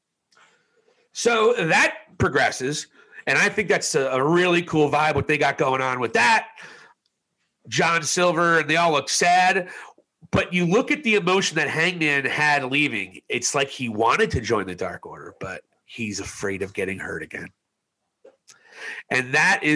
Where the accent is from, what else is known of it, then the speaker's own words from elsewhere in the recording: New Jersey, United States; I was from New Jersey